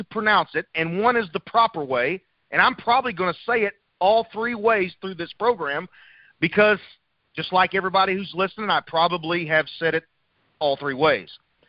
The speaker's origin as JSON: {"language": "English", "town": "Memphis", "region": "Tennessee", "country": "United States", "tie": "born or raised there", "also_born_or_lived": "St. Louis", "moved": "yes", "said": "I've lived in the South. I was born outside of Memphis."}